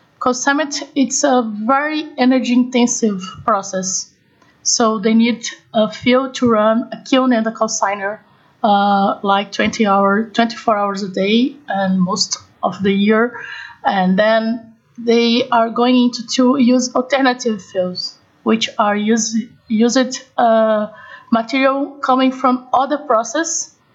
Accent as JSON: {"language": "English", "country": "Brazil", "said": "I'm from Brazil"}